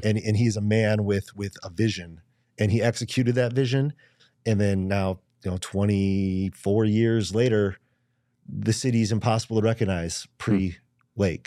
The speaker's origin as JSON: {"language": "English", "region": "Michigan", "country": "United States", "tie": "born or raised there", "moved": "yes", "lives_now": "Phoenix, United States", "said": "I grew up in Michigan"}